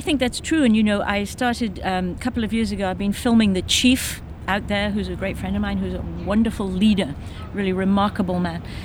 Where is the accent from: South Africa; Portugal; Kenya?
Kenya; moved away as an adult; now in United States; I was born in Kenya, so I think of myself as a Kenyan or a white African, we call ourselves